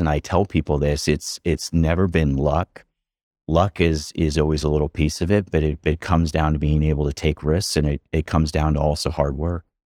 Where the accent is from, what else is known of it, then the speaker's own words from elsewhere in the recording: outside of Philadelphia, Pennsylvania, United States; growing up outside of Philadelphia, kind of the middle of nowhere, farm country